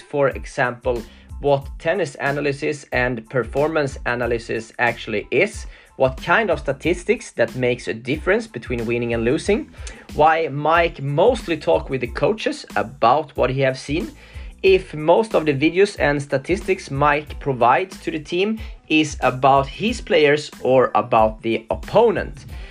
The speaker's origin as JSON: {"language": "English", "country": "Sweden", "said": "I'm from Sweden"}